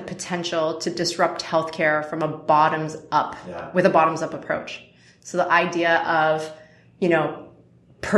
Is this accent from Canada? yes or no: yes; Canada; now in United States; as a Canadian now turned American